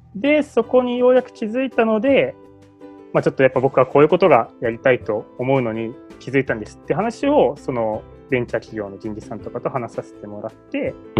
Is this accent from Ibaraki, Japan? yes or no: yes; Ibaraki, Japan; 僕は茨城県で生まれて茨城県の中高に通ったんですけど